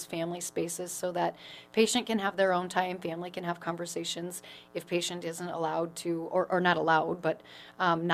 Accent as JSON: {"language": "English", "town": "Pierce", "region": "Nebraska", "country": "United States", "moved": "as an adult", "lives_now": "Sioux Falls, United States", "said": "I'm from Pierce, Nebraska."}